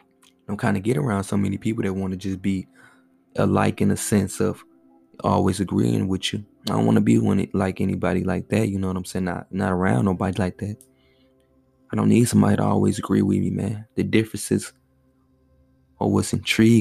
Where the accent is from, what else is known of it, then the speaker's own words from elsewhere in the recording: St. Louis, Missouri, United States; I'm from St. Louis